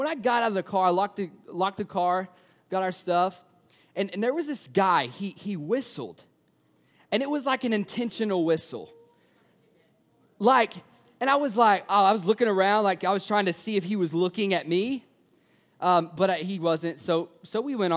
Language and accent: English; Tennessee, United States; I'm from Tennessee.